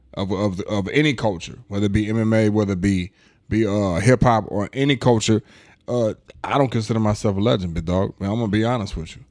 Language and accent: English; Omaha, Nebraska, United States; also born or lived in East St. Louis, Illinois; I'm not originally from Omaha, but I've been here all my life, so I am a resident of Omaha.